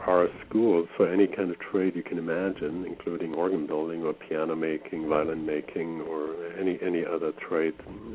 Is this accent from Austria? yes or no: yes; Austria; moved away as an adult; also born or lived in Germany / Canada; now in Roy, Washington, United States; I grew up in Austria, in Europe